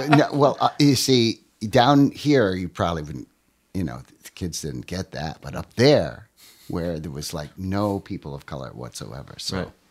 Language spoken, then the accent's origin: English; Watertown, United States; back in my hometown, you know, up in the Watertown area